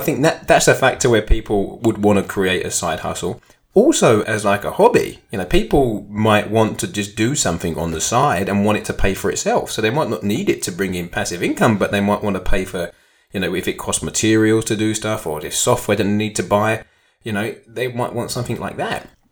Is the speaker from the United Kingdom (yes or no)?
yes; United Kingdom; being a Brit